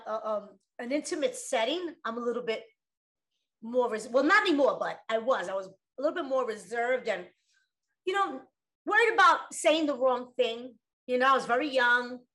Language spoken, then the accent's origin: English; New York City, New York, United States; I grew up in the Bronx